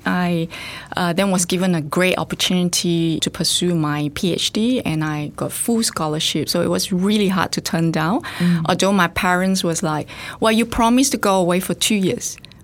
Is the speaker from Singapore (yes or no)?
yes; Singapore; now in Australia; So I actually grew up in Singapore and I did part of my studies in Singapore